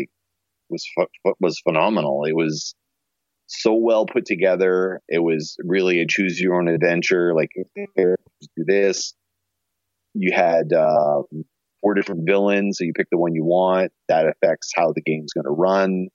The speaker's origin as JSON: {"language": "English", "town": "Shediac", "region": "New Brunswick", "country": "Canada", "moved": "yes", "lives_now": "Winnipeg, Canada", "said": "Shediac, New Brunswick, which is where Todd and I are from."}